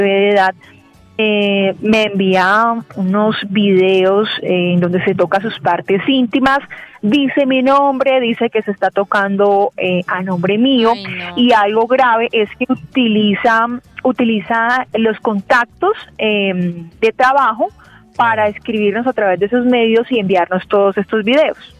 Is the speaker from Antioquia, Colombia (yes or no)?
no; Cúcuta, Norte de Santander, Colombia; moved away as an adult; now in Bogotá, Colombia; yo soy de Cúcuta, norte de Santander. Antes de venir aquí a trabajar a la capital, a Bogotá